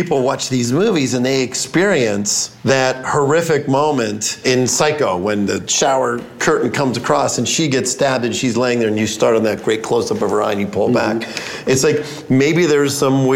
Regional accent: Pittsburgh, Pennsylvania, United States; I grew up in Pittsburgh, right at the bottom of my hill

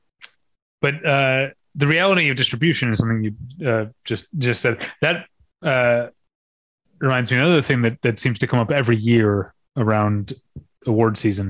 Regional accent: St. Louis, Missouri, United States; moved away; I grew up in St. Louis and I was a cinephile in St. Louis

